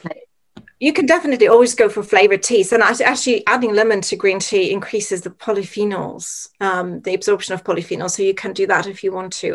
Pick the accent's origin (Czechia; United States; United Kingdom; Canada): Czechia; moved away; growing up in Czech Republic